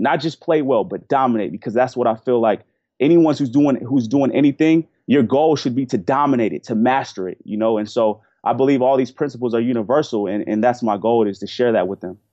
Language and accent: English; Portland, Oregon, United States; I grew up in Portland, Oregon